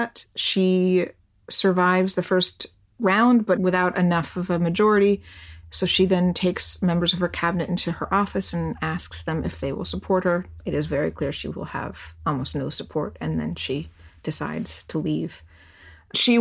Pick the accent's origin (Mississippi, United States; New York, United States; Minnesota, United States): New York, United States; as a New Yorker